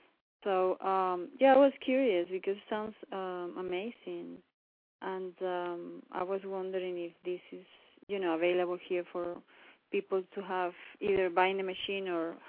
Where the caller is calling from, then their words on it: Florida, United States; I'm calling from Florida.